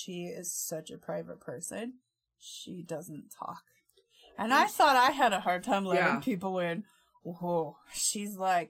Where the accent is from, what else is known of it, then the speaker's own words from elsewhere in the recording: Utah, United States; growing up in Utah with all mm-hmm. the insanely, like, super strict Mormons